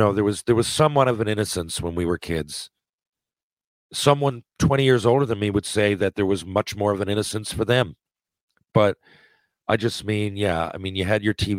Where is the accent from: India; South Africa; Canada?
Canada; Newfoundland and Labrador; I'm from Newfoundland.